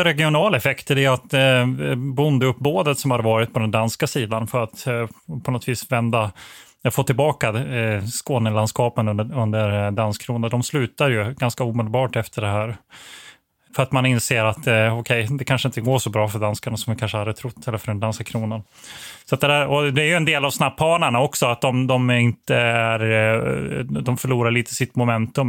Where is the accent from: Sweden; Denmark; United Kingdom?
Sweden; Växjö, Kronoberg County; also born or lived in Blekinge; som uppvuxen i det här området, jag är född i Växjö eh, och spenderat mycket tid i Blekinge